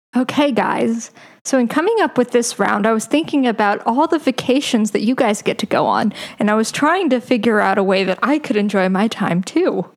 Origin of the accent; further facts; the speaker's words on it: Colorado, United States; also born or lived in Oklahoma; I'm from Colorado